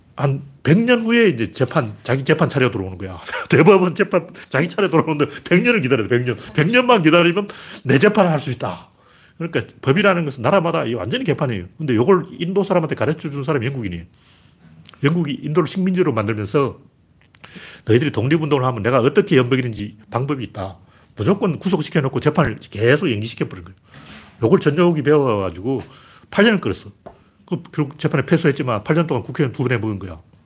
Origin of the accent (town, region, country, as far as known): South Korea